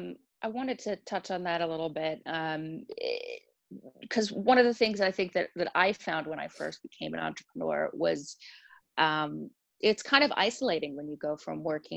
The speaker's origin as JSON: {"language": "English", "country": "United States", "also_born_or_lived": "Europe", "said": "even though we're both American."}